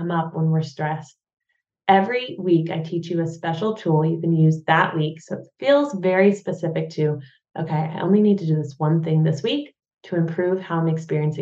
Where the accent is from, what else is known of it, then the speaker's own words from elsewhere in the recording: United States; now in Germany; I'm an American living in Germany who's still learning the language